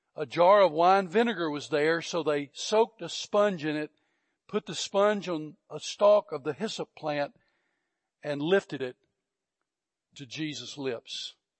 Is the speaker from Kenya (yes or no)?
no; Georgia, United States; moved away as an adult; also born or lived in Fort Bliss, Texas; I was from Georgia